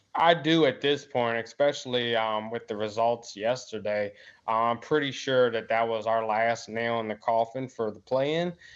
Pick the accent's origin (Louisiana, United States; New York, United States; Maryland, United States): Maryland, United States; I'm from Maryland